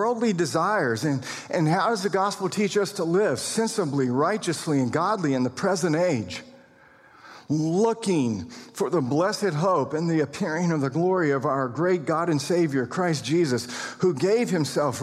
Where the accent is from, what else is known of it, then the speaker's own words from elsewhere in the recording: United States; We're American citizens